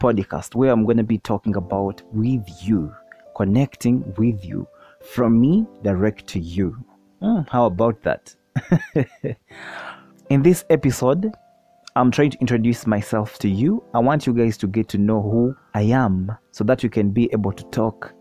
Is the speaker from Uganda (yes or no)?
yes; Uganda; I am from the Pearl of Africa, Uganda